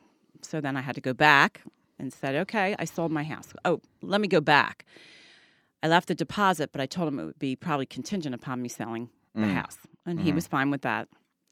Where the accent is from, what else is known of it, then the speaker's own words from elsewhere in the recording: Delaware County, Pennsylvania, United States; moved away as an adult; now in Williamstown, United States; I grew up in Delaware County.